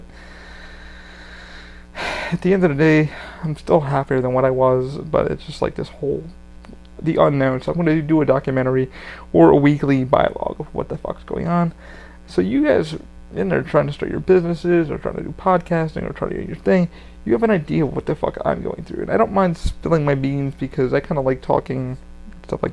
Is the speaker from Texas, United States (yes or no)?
no; New York, United States; I'm from New York